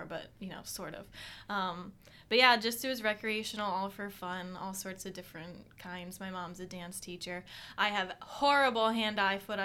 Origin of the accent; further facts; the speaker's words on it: Hershey, Pennsylvania, United States; I am from Hershey, Pennsylvania